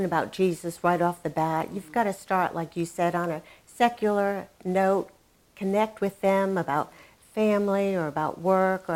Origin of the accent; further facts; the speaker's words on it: New England, United States; now in Dallas, United States; I grew up in New England, and it was a very closed environment.